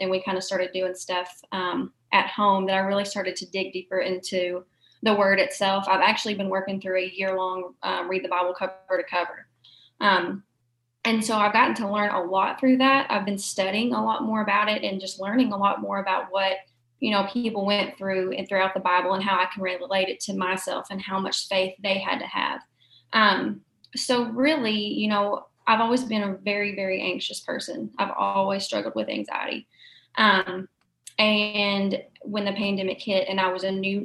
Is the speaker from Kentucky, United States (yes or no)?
yes; Murray, Kentucky, United States; born and raised in Murray, went to the Murray City Schools, went to Murray State